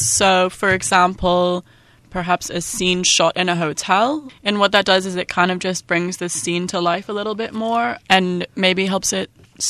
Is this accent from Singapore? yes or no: yes; Singapore; also born or lived in United Kingdom; My parents are from the UK, and I'm also from the UK, but I grew up in Singapore. So when I was at school, as well as Spanish and French, Chinese was an option to learn.